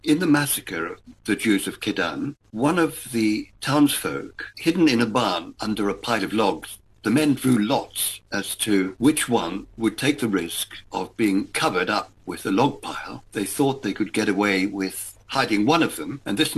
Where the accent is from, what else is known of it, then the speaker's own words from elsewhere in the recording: Johannesburg, Gauteng, South Africa; We grew up in Joburg in the 1950s, under the shadow of the Holocaust